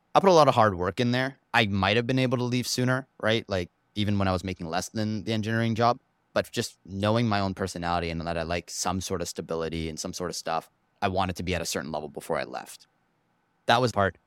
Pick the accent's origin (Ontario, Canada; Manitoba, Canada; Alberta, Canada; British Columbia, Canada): British Columbia, Canada; Vancouver; also born or lived in Toronto; Packed my bags when I was one with the parents and moved over to Vancouver and basically lived here my whole life